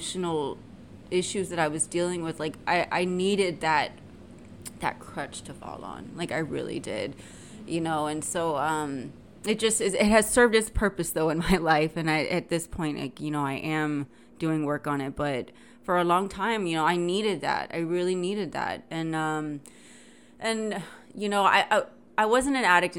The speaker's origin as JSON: {"language": "English", "town": "San Antonio", "region": "Texas", "country": "United States", "tie": "born or raised there", "said": "I'm from San Antonio, Texas, right? And I lived in a, you know, upper middle class neighborhood"}